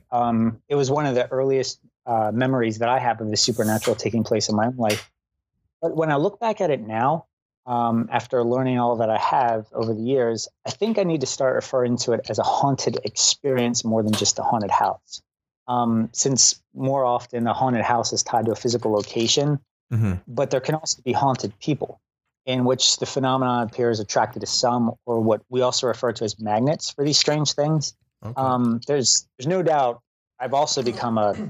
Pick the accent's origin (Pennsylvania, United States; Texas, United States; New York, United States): Pennsylvania, United States; Philadelphia; I'm from the Philly metro area, which is where I currently reside, just outside Northeast Philly in Lower Bucks County.